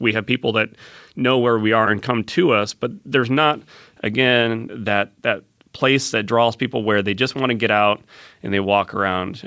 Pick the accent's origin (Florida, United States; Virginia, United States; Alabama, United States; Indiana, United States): Indiana, United States; Fort Wayne; now in Fishers, United States; I grew up in Fort Wayne